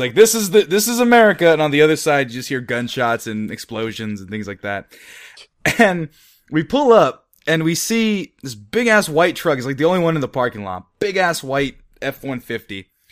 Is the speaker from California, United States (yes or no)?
yes; Fresno, California, United States; It's called Fresno, California, where we're from